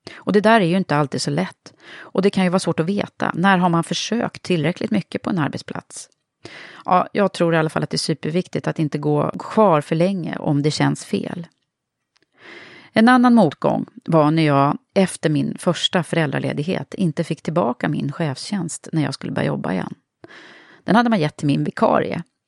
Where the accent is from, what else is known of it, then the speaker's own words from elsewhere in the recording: Södertälje, Stockholm County, Sweden; jag kom från Södertälje